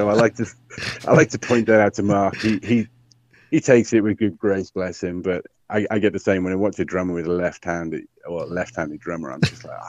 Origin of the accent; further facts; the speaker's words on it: Welsh, Wales, United Kingdom; I'm Welsh, not Irish.